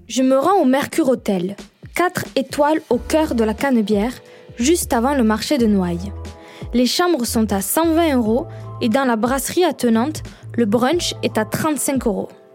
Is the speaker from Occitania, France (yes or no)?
yes; Perpignan, Occitania, France; je viens du Sud de Perpignan plus exactement, comme mon accent le trahit